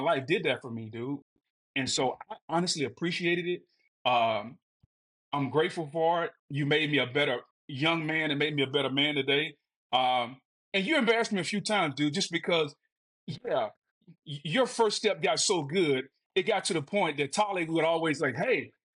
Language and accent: English; Winnsboro, Louisiana, United States; I'm from Winsboro